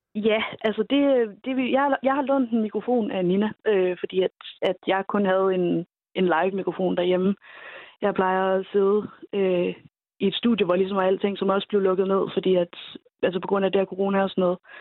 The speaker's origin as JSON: {"language": "Danish", "area": "Vendsyssel", "region": "North Denmark Region", "country": "Denmark", "said": "jeg kommer selv fra Vendsyssel, fra Jørgen"}